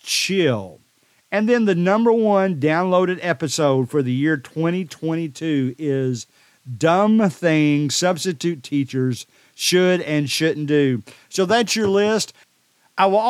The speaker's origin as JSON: {"language": "English", "town": "Decatur", "region": "Alabama", "country": "United States", "tie": "born or raised there", "said": "my hometown is the most popular. I guess that stands to reason because I know more people in this town. Decatur, Alabama"}